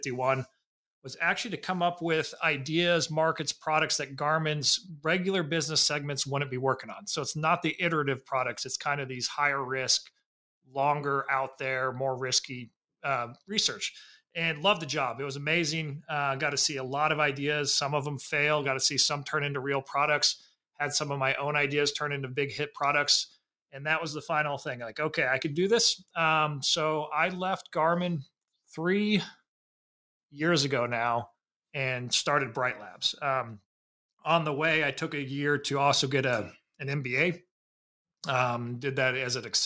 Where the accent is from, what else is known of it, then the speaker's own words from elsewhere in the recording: Indiana, United States; I grew up in Indiana